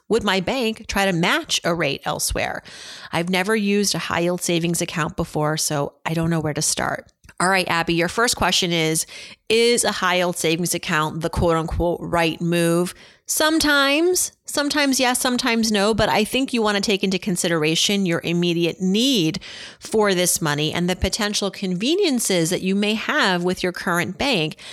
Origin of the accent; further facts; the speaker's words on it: Worcester, Massachusetts, United States; you know I'm from Worcester